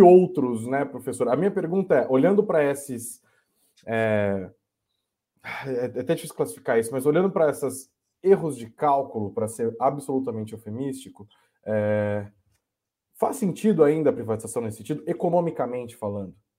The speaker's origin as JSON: {"language": "Portuguese", "country": "Brazil", "said": "como brasileiros, como pagadores de impostos"}